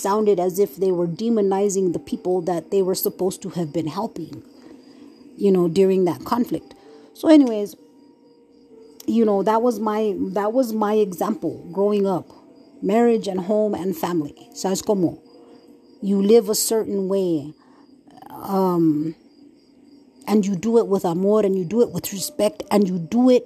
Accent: New Mexico, United States; moved away; also born or lived in Red Lake, Minnesota; I was from New Mexico, man. I'm from Nuevo Mexico, man. I'm from New Mexico

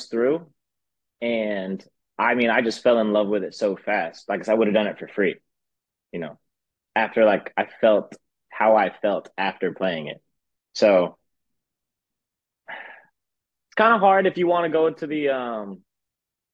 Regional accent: Dade City, Florida, United States; there's this little restaurant in my hometown, Dade City. Where I'm actually at right now.

